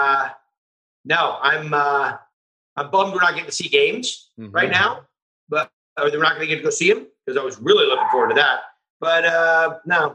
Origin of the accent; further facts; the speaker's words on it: Northern California, United States; I was raised in Northern California